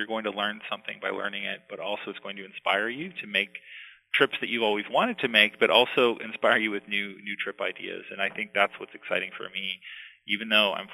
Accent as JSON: {"language": "English", "region": "Ohio", "country": "United States", "tie": "born or raised there", "moved": "yes", "said": "I grew up in the Midwest in Ohio and never thought I would ever leave the state"}